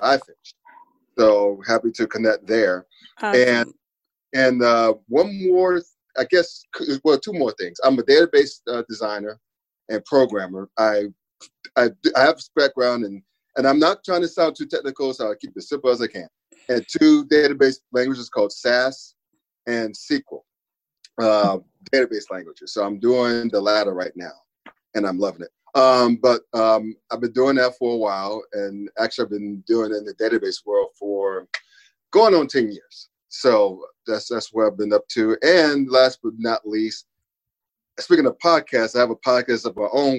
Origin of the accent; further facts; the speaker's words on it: Winston-Salem, North Carolina, United States; moved away as an adult; also born or lived in Brooklyn, New York; now in Cincinnati, United States; I grew up in Winston-Salem, North Carolina